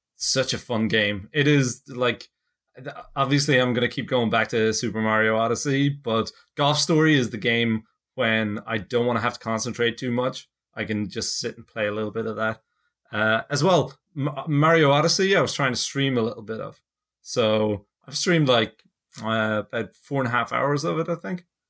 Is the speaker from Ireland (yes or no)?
yes; Ireland; now in United States; I'm actually not heading back to Ireland